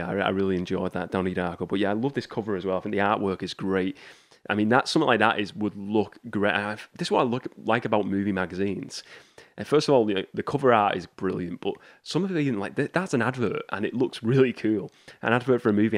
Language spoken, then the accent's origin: English; United Kingdom; my hometown got rid of, um, W H Smith's. So they don't have an, here in the U K